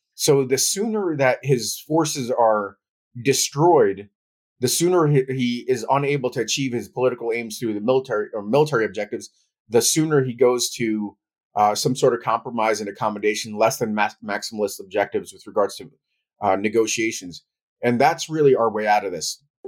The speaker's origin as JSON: {"language": "English", "country": "United States", "tie": "born or raised there", "also_born_or_lived": "Ukraine / New York", "said": "I left as a toddler and I grew up in the United States"}